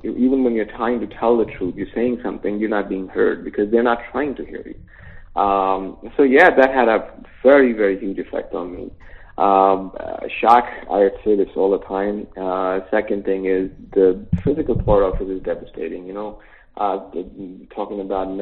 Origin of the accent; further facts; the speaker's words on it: New York, United States; moved away; also born or lived in Long Island; We grew up in New York, you know, half of our lives in Queens and Long Island